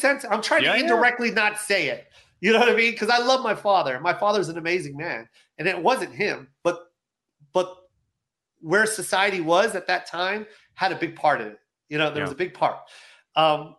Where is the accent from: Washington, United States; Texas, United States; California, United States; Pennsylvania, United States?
Washington, United States; growing up in Washington, being half Filipino